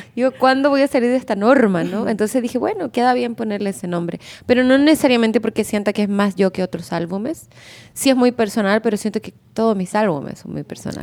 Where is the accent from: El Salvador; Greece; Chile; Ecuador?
Chile; moved away as an adult; now in Mexico; yo soy de Chile y allá es más difícil, o sea, por lo menos yo que crecí en los 90